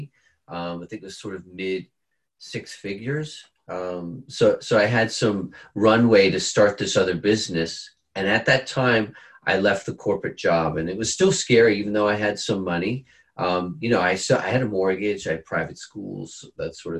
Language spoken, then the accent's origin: English; Bermuda; moved away; also born or lived in California; I'm from Bermuda. So I moved back to Bermuda to have my children there with my wife.